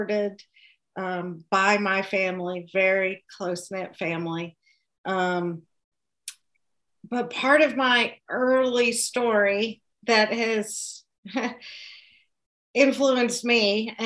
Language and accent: English; Kentucky, United States; accent: Southern; moved away as an adult; also born or lived in Connecticut; now in Pennsylvania, United States; I am a native Kentuckian. I've lived in the Commonwealth of Pennsylvania for 13 years and before that in Connecticut. So you can kind of still hear my Southern accent